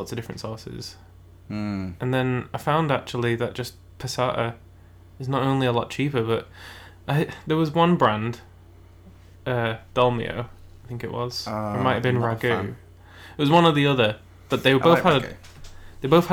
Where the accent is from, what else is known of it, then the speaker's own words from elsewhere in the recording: Cumbria, North West England, United Kingdom; I'm from Cumbria